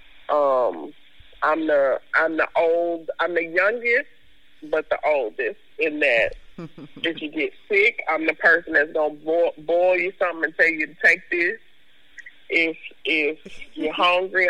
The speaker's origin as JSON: {"language": "English", "town": "Fort Worth", "region": "Texas", "country": "United States", "tie": "born or raised there", "also_born_or_lived": "DeSoto, Texas", "moved": "as an adult", "lives_now": "Memphis, United States", "said": "I am from all over Fort Worth. And the reason I say I'm from all over Fort Worth is because my mother is from the south side of Fort Worth. And so we were raised there"}